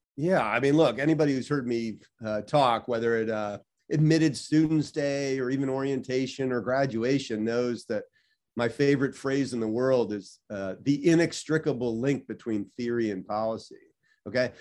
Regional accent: Washington, District of Columbia, United States; moved away as an adult; also born or lived in Chicago; I grew up in Washington, D C

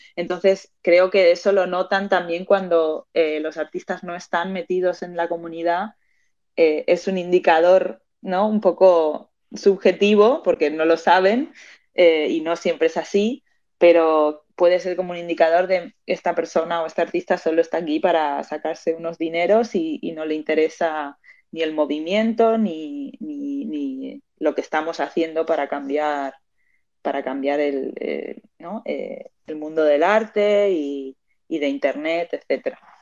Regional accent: Madrid, Community of Madrid, Spain; also born or lived in Argentina; now in Barcelona, Spain; nací en Argentina, pero me crié en Madrid, en España, y ahora mismo estoy viviendo en Barcelona.

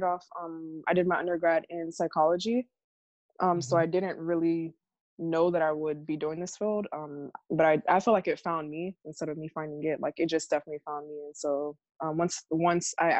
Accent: Hollywood, Florida, United States; also born or lived in Miami, Florida; now in Fort Myers, United States; I was born in Miami, Florida. I grew up in Broward, in like the Hollywood area

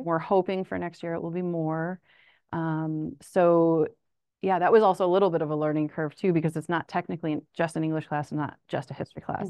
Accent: Springfield, Illinois, United States; also born or lived in Urbana-Champaign, Illinois; I am actually from Springfield, Illinois

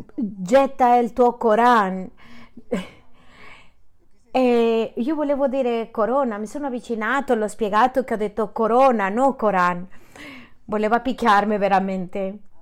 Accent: city of Juarez, Texas, United States; Italian is a second language; Sono di Texas della città di Juarez

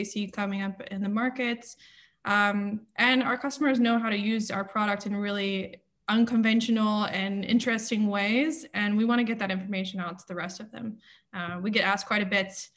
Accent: Alabama, United States; moved away as an adult; also born or lived in Austin, Texas; now in Amsterdam, Netherlands; I'm originally from Alabama

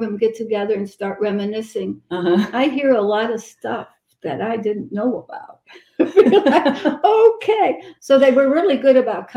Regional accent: St. Louis, Missouri, United States; now in Georgia, United States; I'm from St. Louis

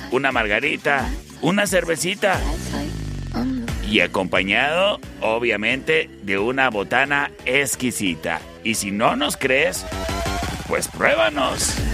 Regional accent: Mexico; somos mexicanos no solo todo el mes, sino todo el año. Porque tú sabes, a los mexicanos nos caracteriza el que cuando recibimos visita

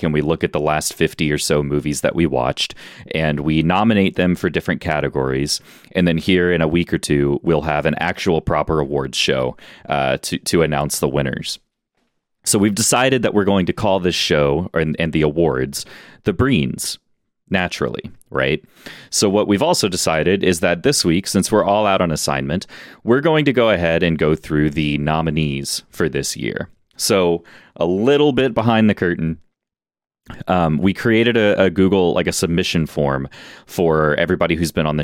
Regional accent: Houston, Texas, United States; we're all from Houston

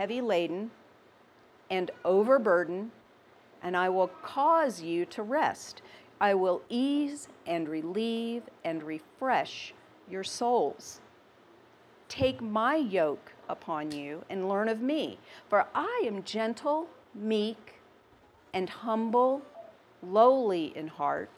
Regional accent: the South, United States; I'm from the South.

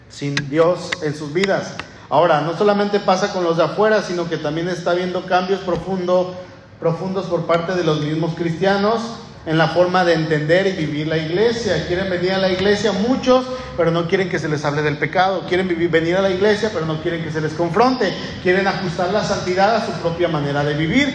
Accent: Mexico; somos mexicanos, él y yo somos ciudadanos mexicanos

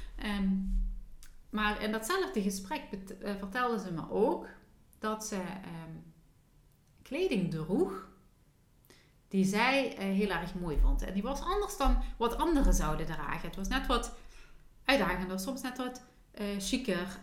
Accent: Limburg, Netherlands; accent: Limburgs; ik met mijn Limburgse accent

